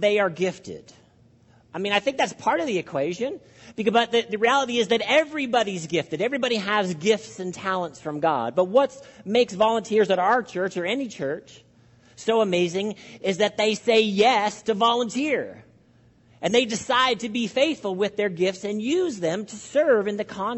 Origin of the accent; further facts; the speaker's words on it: Canada; I'm speaking as a Canadian